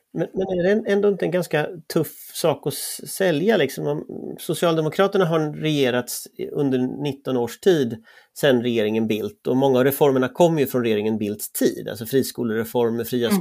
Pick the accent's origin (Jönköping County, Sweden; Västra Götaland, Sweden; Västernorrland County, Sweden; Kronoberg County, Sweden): Västra Götaland, Sweden; Gothenburg; jag är uppväxt i, västra Göteborg, i Västra Frölunda